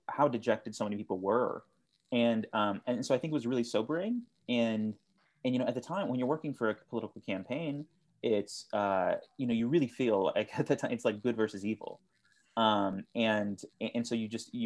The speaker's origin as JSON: {"language": "English", "region": "South Texas", "country": "United States", "also_born_or_lived": "Austin, Texas", "said": "I'm originally from South Texas"}